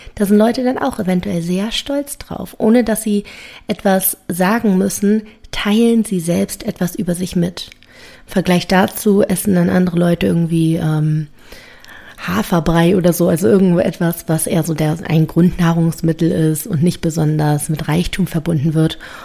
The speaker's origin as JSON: {"language": "German", "region": "Berlin", "country": "Germany", "said": "komme ich aus Berlin"}